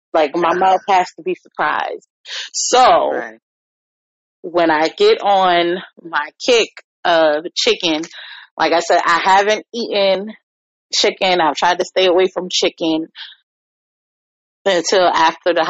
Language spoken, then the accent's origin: English; New York, United States; now in Virginia, United States; I'm a New Yorker